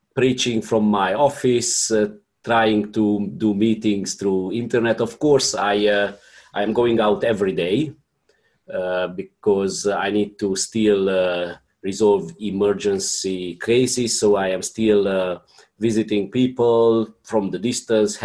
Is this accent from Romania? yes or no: yes; Romania; I am from Romania.